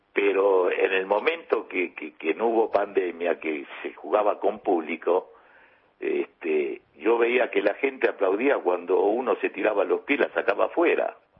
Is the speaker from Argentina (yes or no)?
yes; Buenos Aires, Argentina; yo nací en Parque Chacabuco, a 10 cuadras que estaba la cancha, digamos, todos mis amigos de la infancia, todo cuervo, eso aquí que imagínate cuando volví al barrio